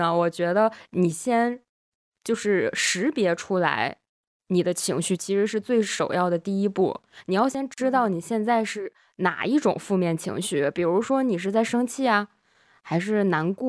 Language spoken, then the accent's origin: Chinese; Northeast China, China; accent: Northeastern; 如果觉得我东北口音这期突然变重的听友们，可以在这个时间节点的评论区扣一个一啊